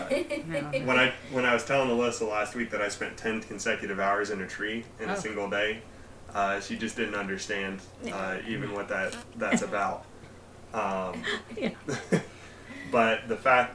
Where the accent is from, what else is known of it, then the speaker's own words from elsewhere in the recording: West Milton, Ohio, United States; now in Miamisburg, United States; I grew up in West Milton near Englewood